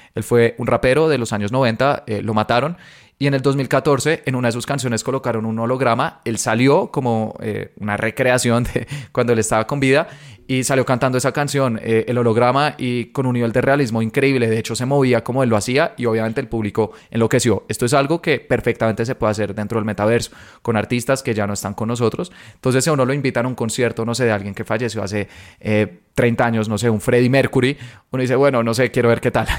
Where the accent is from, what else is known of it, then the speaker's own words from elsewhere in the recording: Colombia; soy de Colombia